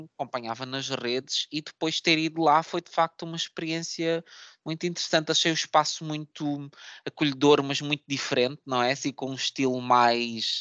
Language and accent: Portuguese; Setúbal, Portugal; minha cidade natal, que é Setúbal